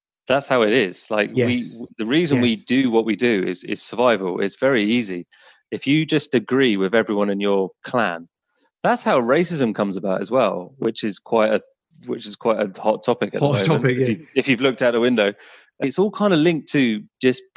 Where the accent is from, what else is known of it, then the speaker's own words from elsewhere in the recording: England, United Kingdom; I'm from England